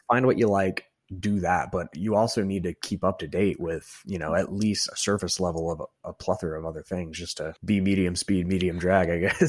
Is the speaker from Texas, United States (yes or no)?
yes; Texas, United States; moved away as an adult; now in Nebraska, United States; I'm not actually from Nebraska, I'm from Texas.